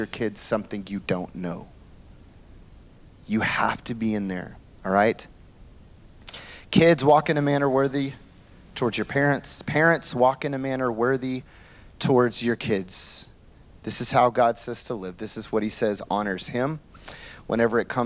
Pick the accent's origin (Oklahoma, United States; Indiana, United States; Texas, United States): Oklahoma, United States; now in New York City, United States; It's country in me, all right? I'm from Oklahoma